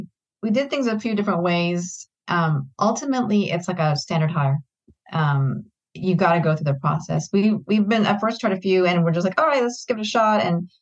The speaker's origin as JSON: {"language": "English", "country": "Philippines", "said": "And they're from the Philippines, which is, you know, that's great. I'm Filipino."}